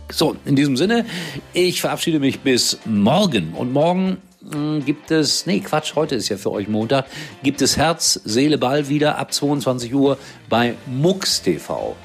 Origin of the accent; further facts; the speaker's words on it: Gelsenkirchen, North Rhine-Westphalia, Germany; das ist ja meine Heimat